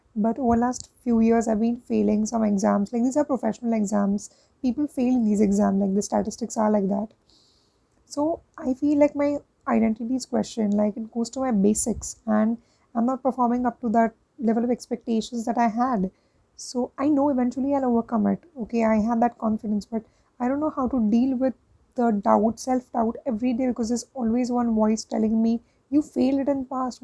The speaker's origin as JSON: {"language": "English", "country": "India", "said": "I'm from India"}